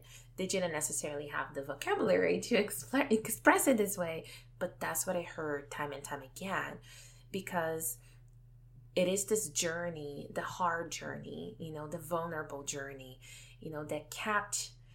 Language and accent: English; Brazil; moved away; I come from Brazil, a country that places a lot of emphasis on physical appearance.